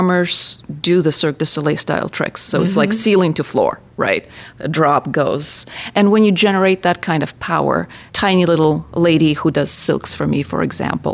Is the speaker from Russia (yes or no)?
yes; Saint Petersburg, Russia; moved away; St. Petersburg, Russia. Yeah, so I grew up next to Chinozeli Circus, which is the first original brick circus in Russia